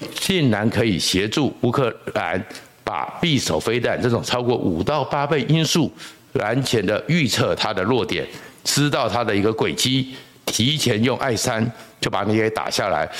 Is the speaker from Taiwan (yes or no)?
yes; Taiwan; 那我们台湾人如果永远只想大撒币吃免费餐